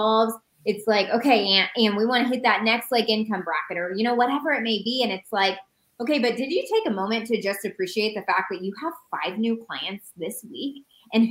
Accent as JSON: {"language": "English", "region": "Indiana", "country": "United States", "also_born_or_lived": "Phoenix, Arizona", "moved": "as an adult", "said": "We used to live in Phoenix. We're from Indiana. We moved to Phoenix 2 years ago"}